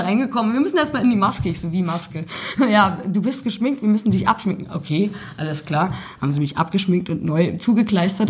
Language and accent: German; Kalbach, Hesse, Germany; moved away; also born or lived in Tuttlingen / Australia / England / Cologne; meine Eltern sind, ähm, als ich drei war, ins Fulda Land gezogen, also eher nach, nach Oberkalbach sind wir gezogen. Und ähm, dann habe ich dort im Prinzip meine Kindheit verbracht.